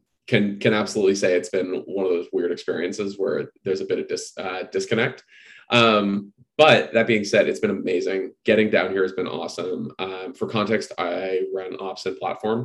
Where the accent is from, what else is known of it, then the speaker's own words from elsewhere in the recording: Canada; moved away as an adult; also born or lived in Toronto; now in San Francisco, United States; I have to live in Canada because I'm Canadian